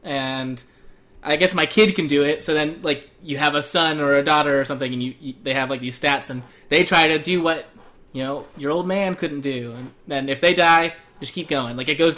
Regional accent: Arizona, United States; accent: Arizonan; maybe my Arizonan accent.

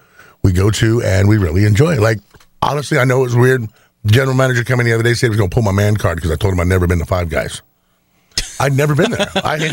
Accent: Indiana, United States; I'm from Indiana.

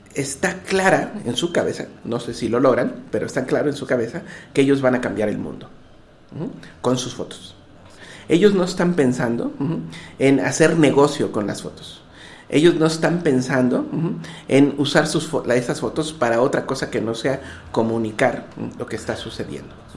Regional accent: Mexico; mí como mexicano

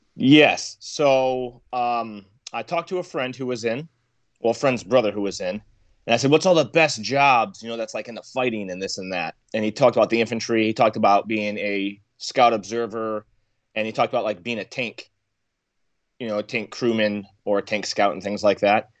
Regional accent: Michigan, United States; I was born and raised in Michigan

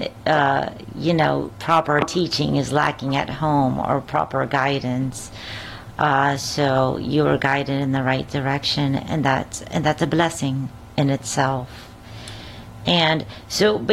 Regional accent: Dominican Republic; I grew up in the Dominican Republic

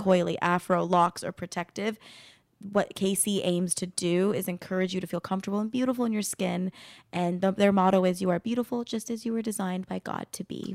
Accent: Arizona, United States; now in Burbank, United States

